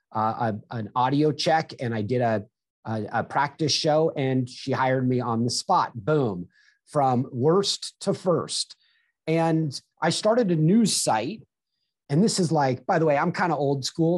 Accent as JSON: {"language": "English", "town": "Manhattan Beach", "region": "California", "country": "United States", "tie": "born or raised there", "said": "I grew up in Southern California on the beach"}